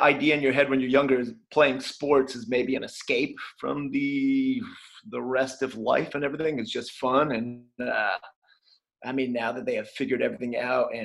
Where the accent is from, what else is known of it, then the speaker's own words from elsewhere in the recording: Morristown, New Jersey, United States; the skate shop in my hometown, Morristown, New Jersey